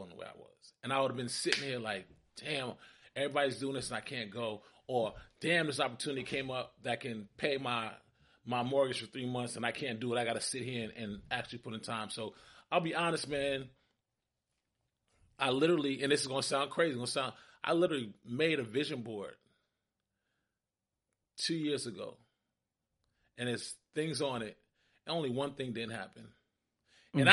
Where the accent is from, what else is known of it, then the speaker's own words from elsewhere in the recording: New York City, New York, United States; now in Atlanta, United States; I'm from Brooklyn, New York